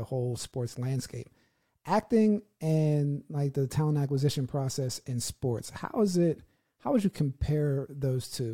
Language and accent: English; United States; I'm from America